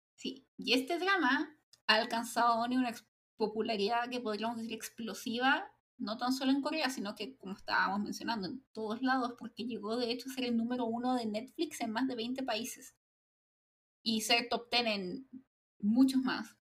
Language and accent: Spanish; Chile; a mí como chilena